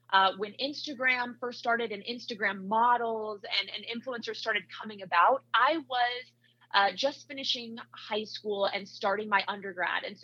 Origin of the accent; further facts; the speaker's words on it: Iowa, United States; now in Utah, United States; I grew up in Iowa, so I went to Iowa State for my undergrad